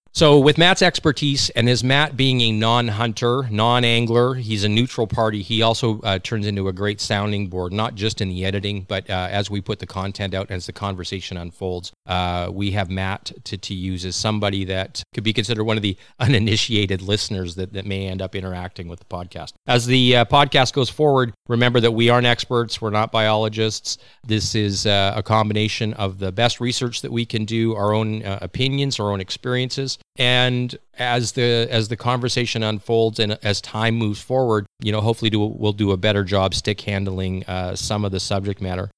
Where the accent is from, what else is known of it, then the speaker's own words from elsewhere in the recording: Saskatchewan, Canada; now in British Columbia, Canada; a transplant to British Columbia, although I was originally born here, believe it or not. Uh, I am from Saskatchewan.